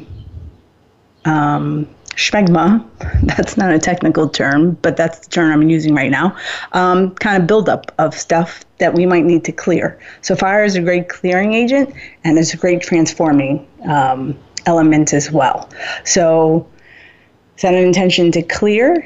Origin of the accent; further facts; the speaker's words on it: Suffern, New York, United States; I grew up in Rockin County and Suffern, New York